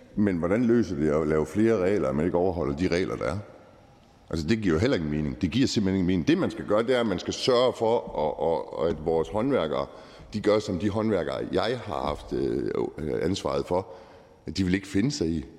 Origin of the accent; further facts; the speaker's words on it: Aalborg, North Denmark Region, Denmark; som aalborgenser